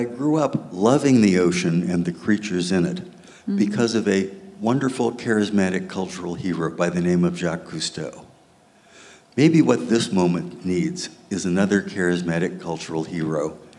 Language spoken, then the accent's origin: English; Midwest, United States; I grew up in the Midwest, probably 800 miles from the nearest ocean.